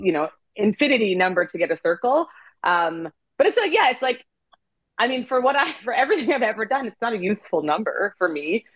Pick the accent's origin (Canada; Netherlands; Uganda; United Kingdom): Canada; moved away as an adult; also born or lived in Nigeria / South Africa / Korea / France; now in Los Angeles, United States; I was born in Nigeria and then we moved to Canada when I was a baby and I grew up there.